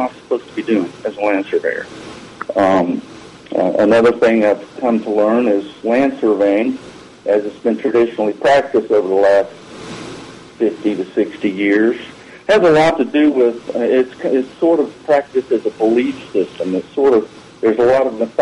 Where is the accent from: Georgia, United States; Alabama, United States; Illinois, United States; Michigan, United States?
Alabama, United States; my home state of Alabama